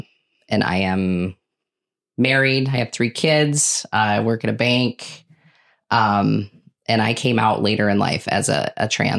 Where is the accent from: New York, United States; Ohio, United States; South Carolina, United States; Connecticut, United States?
Connecticut, United States; now in Hartford, United States; I grew up kind of all over, but I graduated high school from Wabe.